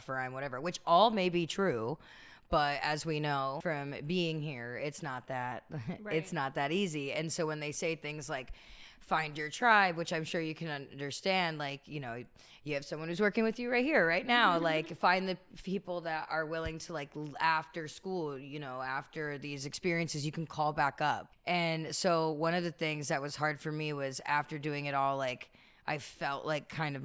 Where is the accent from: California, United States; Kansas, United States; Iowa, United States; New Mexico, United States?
California, United States; Bay Area; moved away as an adult; also born or lived in New York; now in Los Angeles, United States; I'm a Bay Area native